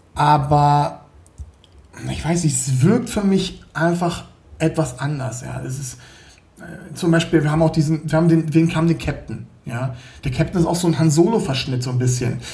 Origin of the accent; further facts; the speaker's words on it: Berlin, Germany; now in Munich, Germany; Ich äh, lebe hier in München, komme aber ursprünglich aus Berlin. Also ich bin geborener Berliner.